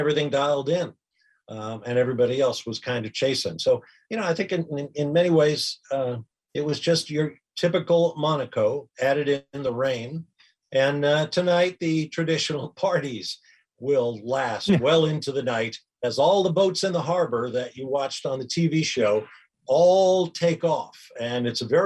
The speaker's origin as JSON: {"language": "English", "town": "Atlanta", "region": "Georgia", "country": "United States", "tie": "born or raised there", "said": "my hometown of Atlanta, Georgia"}